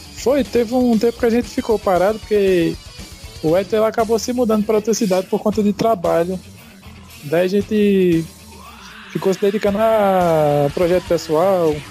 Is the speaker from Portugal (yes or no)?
no; Arcoverde, Pernambuco, Brazil; a gente é do interior de Pernambuco, uma cidade chamada Arco Verde, conhecido como Portal do Sertão.